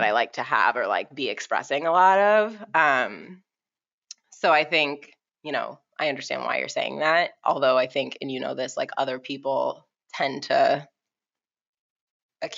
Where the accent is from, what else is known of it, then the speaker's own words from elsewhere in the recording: Boston, Massachusetts, United States; we were like five black kids growing up in Boston.